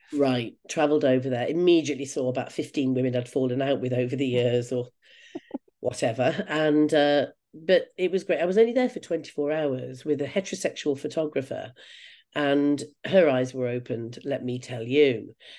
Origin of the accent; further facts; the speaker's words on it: United Kingdom; I'm a Brit.